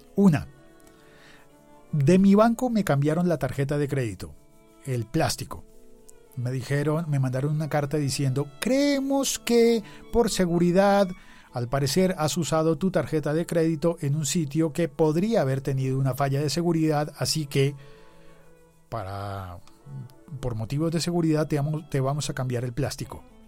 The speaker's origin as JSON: {"language": "Spanish", "region": "Bogotá", "country": "Colombia", "said": "yo estaba en Bogotá, Colombia"}